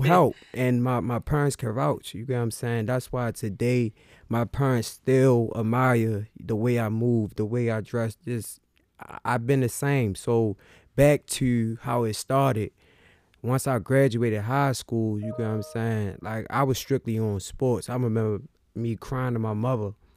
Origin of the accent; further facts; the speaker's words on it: Baltimore, Maryland, United States; I'm from Baltimore.